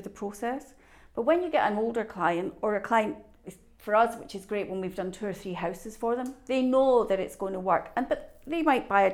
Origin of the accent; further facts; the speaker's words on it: Scotland, United Kingdom; I'm the Scottish side